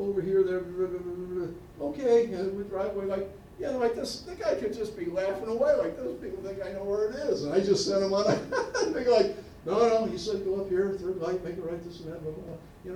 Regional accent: Niagara County, New York, United States; moved away; growing up in Niagara County, New York

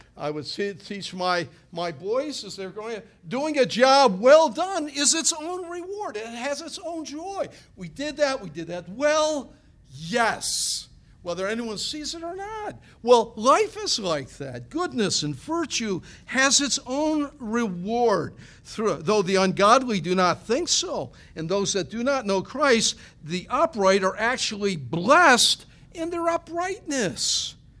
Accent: Niagara Falls, New York, United States; growing up in Niagara County there, Niagara Falls

